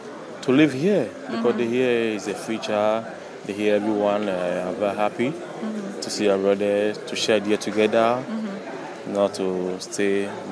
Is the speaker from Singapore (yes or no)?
no; Kumasi, Ashanti, Ghana; Actually, from Kumasi, I'm from Ashanti. I'm an artist, I paint.